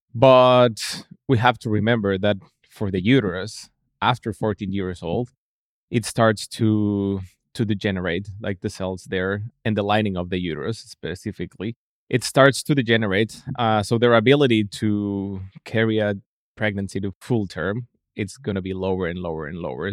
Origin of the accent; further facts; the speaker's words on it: Mexico City, Mexico; moved away; I'm from Mexico City, so my dad is also a veterinarian